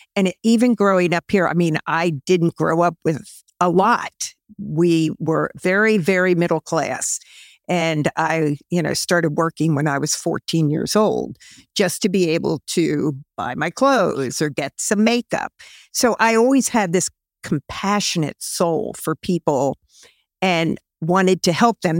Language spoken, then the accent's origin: English; Camp Hill, Pennsylvania, United States; also born or lived in Allentown, Pennsylvania / Illinois; born in Allentown, Pennsylvania, but we moved to Campbell, Pennsylvania back in nineteen fifty-nine. And I actually lived about two and a half blocks from where we are